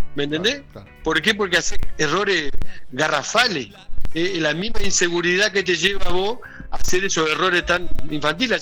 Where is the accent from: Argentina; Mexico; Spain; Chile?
Argentina; moved away; yo llegaba para acá para Argentina porque ahora estoy acá en mi ciudad natal